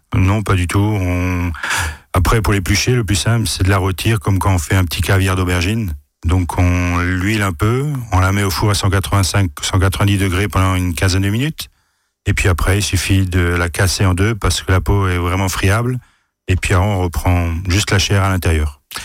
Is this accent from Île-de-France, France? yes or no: no; Alsace, Grand Est, France; chez nous en Alsace